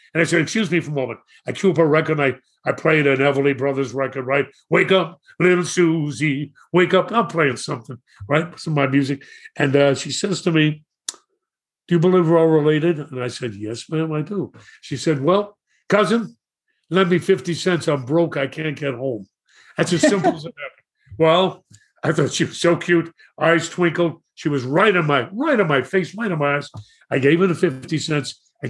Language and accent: English; New York City, New York, United States; I grew up in Brooklyn and went to Madison High School